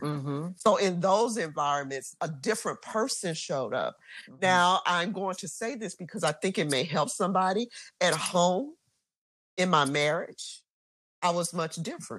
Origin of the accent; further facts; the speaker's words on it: Mississippi, United States; so I'm from Mississippi, right?